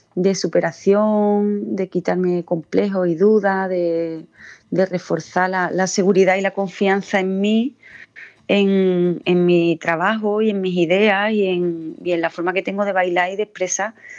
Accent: Jimena de la Frontera, Andalusia, Spain; also born or lived in Seville; la gente que somos de Andalucía

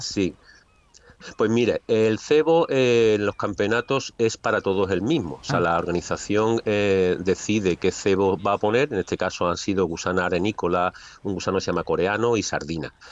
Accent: Seville, Andalusia, Spain; yo soy un pescador de Sevilla

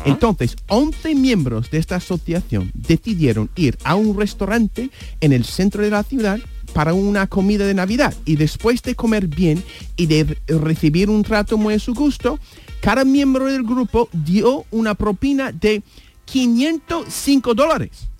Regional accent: United States; Spanish is a second language; moved away as an adult; also born or lived in New York / Andalusia; now in Spain; siendo estadounidense

